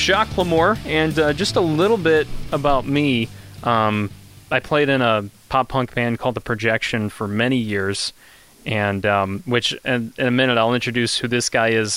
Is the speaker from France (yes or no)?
no; Kankakee, Illinois, United States; the Kankakee, Illinois area, which is my hometown area where I'm from